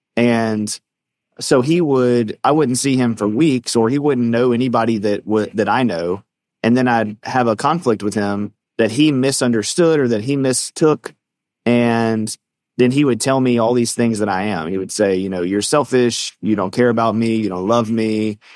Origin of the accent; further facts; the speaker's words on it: the South, United States; we're from the South